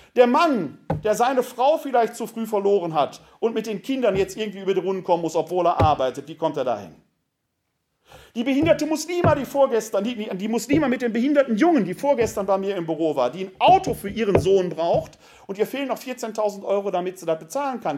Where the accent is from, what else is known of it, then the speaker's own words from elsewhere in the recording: Ruhr area, North Rhine-Westphalia, Germany; also born or lived in Wuppertal-Vohwinkel; now in Wuppertal, Germany; Ich komme aus dem Ruhrgebiet